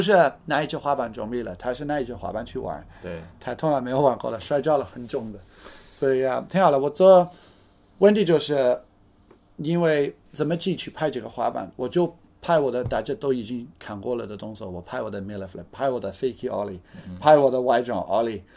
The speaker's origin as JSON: {"language": "Chinese", "country": "United Kingdom", "second_language": "Chinese", "moved": "yes", "lives_now": "China", "said": "因为我是英国人"}